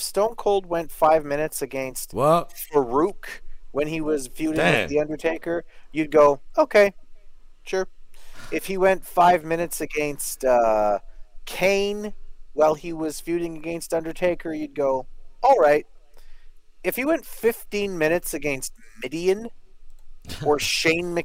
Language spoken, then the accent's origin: English; Canada; I'm Canadian